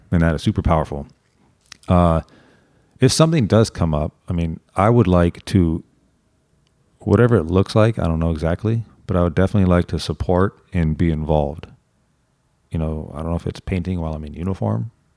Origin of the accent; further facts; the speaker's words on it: Santa Monica, California, United States; I was born and raised and now work in Santa Monica